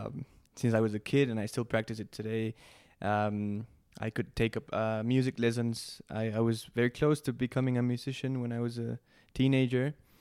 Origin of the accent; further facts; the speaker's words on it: Mexico City, Mexico; English is a second language; All right, yeah, I was born and raised in Mexico City, very lucky kid. Grew up in suburban Mexico City